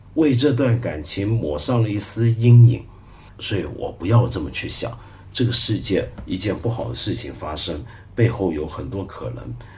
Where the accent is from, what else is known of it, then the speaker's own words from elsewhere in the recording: China; 因为我们中国太大